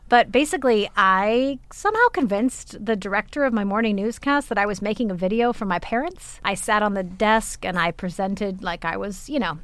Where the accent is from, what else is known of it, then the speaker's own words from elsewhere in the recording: Arizona, United States; moved away; I'm from Arizona. I have never lived in snow.